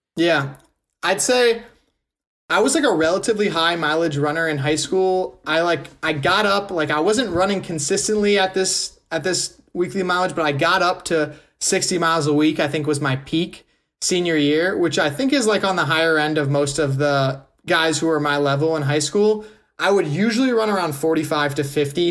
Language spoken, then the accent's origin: English; Wisconsin, United States; I'm from Wisconsin too